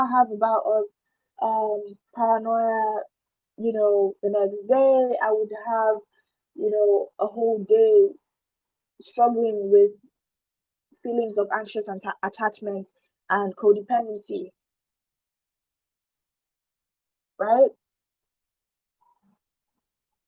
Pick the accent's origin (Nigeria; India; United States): Nigeria; where I'm from Nigeria, mental health is not really taken seriously